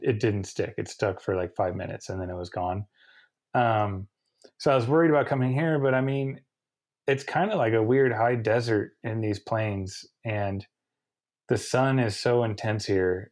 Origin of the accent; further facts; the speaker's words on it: United States; I'm contracted as an American racer to do American races